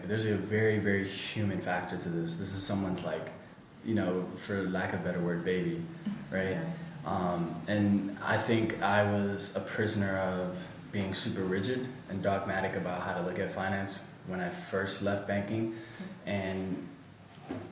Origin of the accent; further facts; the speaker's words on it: United States; moved away; I was born and raised in the States